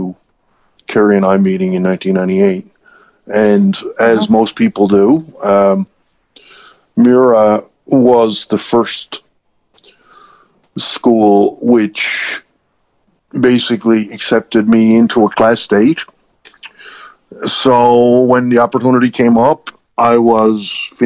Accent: Newfoundland and Labrador, Canada; accent: East Coast; also born or lived in Halifax; I grew up here in Newfoundland

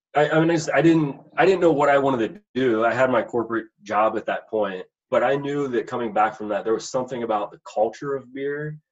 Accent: Pittsburgh, Pennsylvania, United States; moved away as an adult; also born or lived in West Virginia; I was born in Pittsburgh, Pennsylvania. Um, so uh, born and raised out in, out in Pennsylvania, and you know, grew up there.

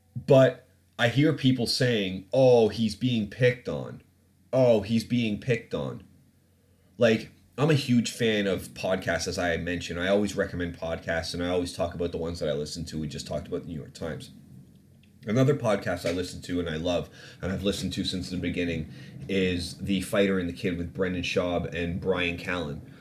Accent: Ontario, Canada; moved away; I'm from, like, I grew up in Canada

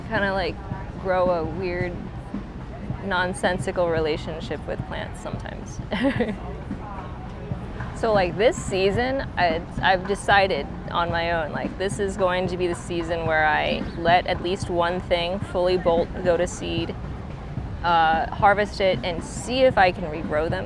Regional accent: Florida, United States; now in St. Louis, United States; I'm from Florida originally, so my parents grew stuff all the time.

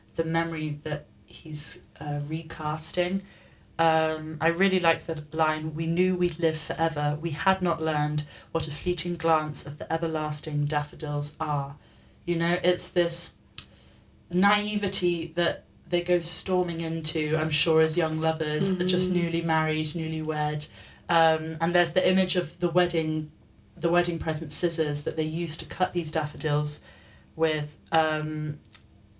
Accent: England, United Kingdom; moved away; I'm from England and I grew up in the countryside

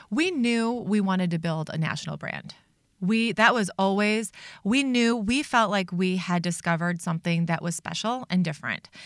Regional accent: Chicago, Illinois, United States; moved away as an adult; now in Minnesota, United States; I was raised in Chicago

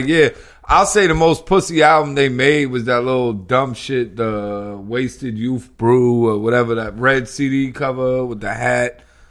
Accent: New York, United States; Walt always used to get on me because I was fresh from New York, so I always talked that New York shit.

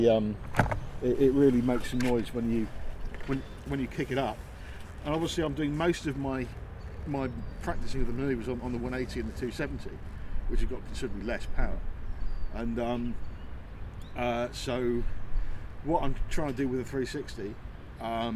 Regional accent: United Kingdom; I'm British

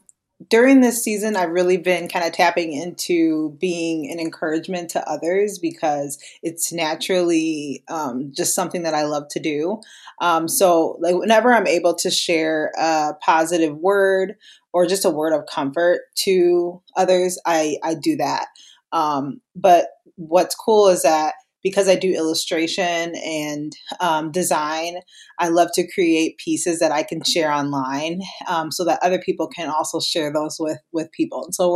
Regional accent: Minnesota, United States; I am from Minnesota, where I'm married to my husband and we have two kids here.

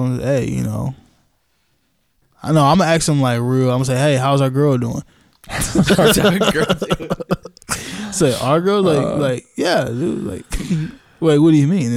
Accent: Indiana, United States; we're from Indiana

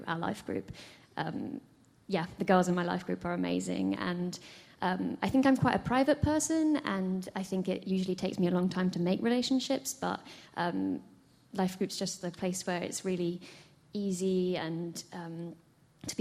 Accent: England, United Kingdom; moved away as an adult; now in United States; my family are there

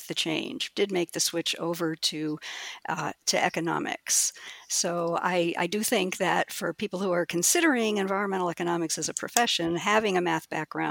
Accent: Connecticut, United States; also born or lived in Villa Park, Illinois; I was born in a suburb of Chicago, and then my family moved to the East Coast when I was about 10. So I pretty much grew up on the East Coast in Connecticut.

